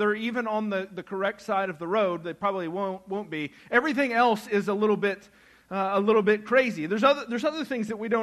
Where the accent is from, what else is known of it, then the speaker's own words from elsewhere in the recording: United States; as an American, as a good patriotic American